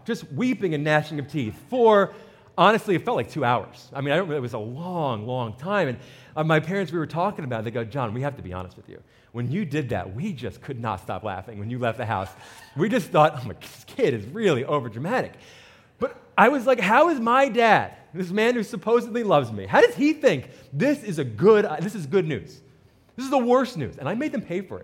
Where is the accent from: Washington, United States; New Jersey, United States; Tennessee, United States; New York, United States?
New Jersey, United States; I'm from New Jersey